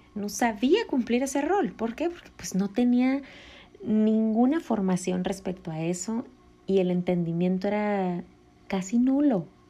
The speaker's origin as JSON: {"language": "Spanish", "town": "Puerto Vallarta", "region": "Jalisco", "country": "Mexico", "tie": "born or raised there", "said": "yo nací en Puerto Vallarta"}